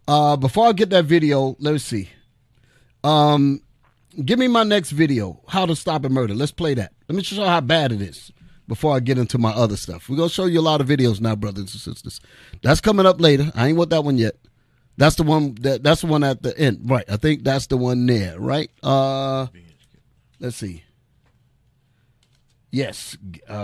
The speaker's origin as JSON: {"language": "English", "town": "New York City", "region": "New York", "country": "United States", "tie": "born or raised there", "said": "I'm from Harlem. I'm from New York, and I used to know people that used to work in the Harlem Hospital"}